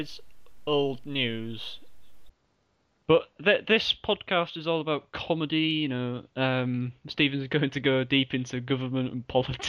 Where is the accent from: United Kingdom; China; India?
United Kingdom; We're very British. We are very, very top notch British.